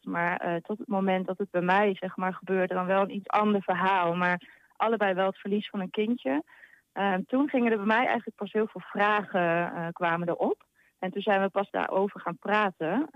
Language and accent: Dutch; Hengelo, Overijssel, Netherlands; ik uit Hengelo kom